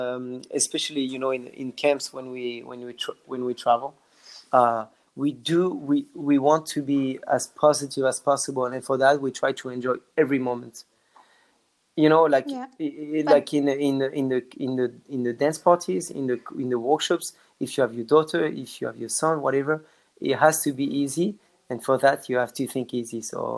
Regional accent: France; accent: French; English is a second language; did you hear my French accent? I wanted to say whiz, but I say whiz, which is my French accent that is coming back.

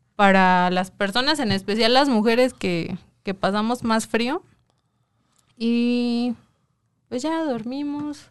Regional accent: Coacalco, State of Mexico, Mexico; yo soy de Coacalco

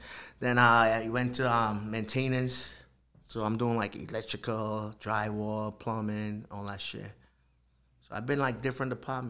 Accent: Trinidad & Tobago; moved away as an adult; now in Rhode Island, United States; I was born in Trinidad. I went to high school, finished high school there.

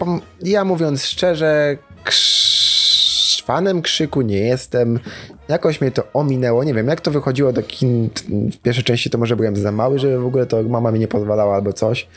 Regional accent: Sosnowiec, Silesian Voivodeship, Poland; u mnie w rodzinnym Sosnowcu

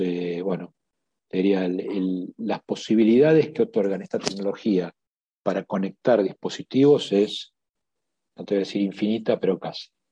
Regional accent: Argentina; todos eh, accionistas somos eh, de carne y hueso argentinos

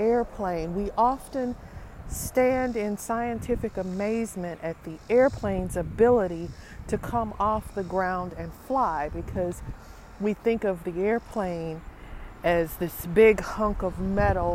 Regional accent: Appalachia, United States; I'm from Appalachia

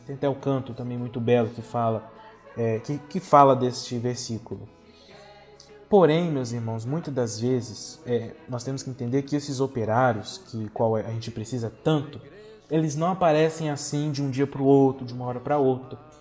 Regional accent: Linhares, Espírito Santo, Brazil; Eu venho lá da cidade de Linhares, da paróquia Santa Rita e da comunidade Nossa Senhora

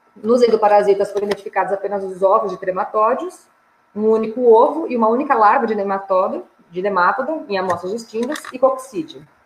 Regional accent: São Paulo, Brazil; eu sou de São Paulo

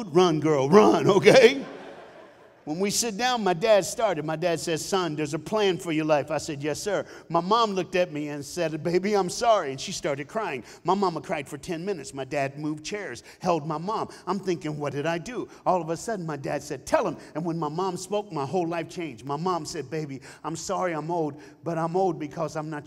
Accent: Knoxville, Tennessee, United States; I was born and raised in Knoxville, Tennessee

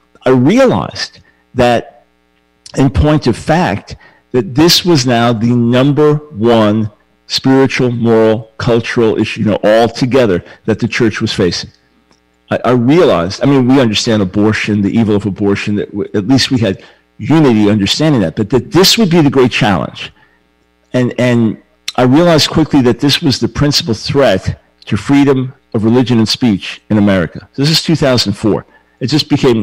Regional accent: New York, United States; moved away; I'm a New Yorker at heart

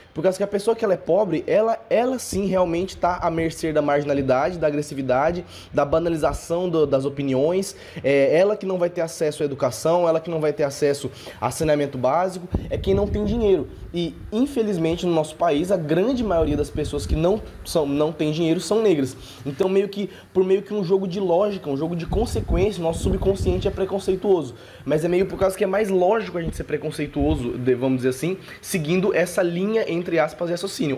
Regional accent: Brazil; nós somos brasileiros

